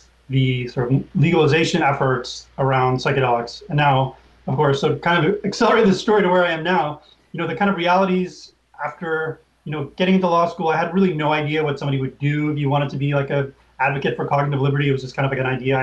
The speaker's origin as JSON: {"language": "English", "town": "Oakland", "region": "California", "country": "United States", "tie": "born or raised there", "said": "I grew up in Oakland, where cannabis was very accessible."}